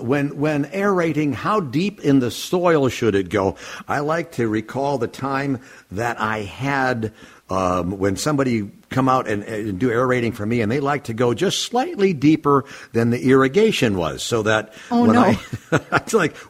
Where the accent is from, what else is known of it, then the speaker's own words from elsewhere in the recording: Minneapolis, Minnesota, United States; I grew up in South Minneapolis